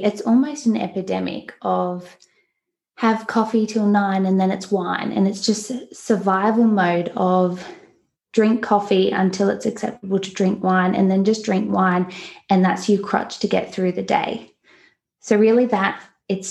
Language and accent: English; Newcastle, New South Wales, Australia; I'm obviously from Australia, from the East Coast, a beautiful place called Newcastle that I think is paradise